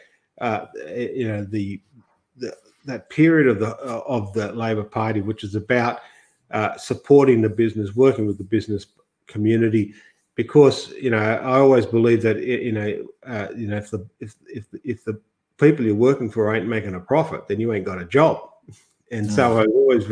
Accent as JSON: {"language": "English", "town": "Grafton", "region": "New South Wales", "country": "Australia", "tie": "born or raised there", "moved": "yes", "said": "coming from the country too, I was born in Grafton, and half my life has been in the bush."}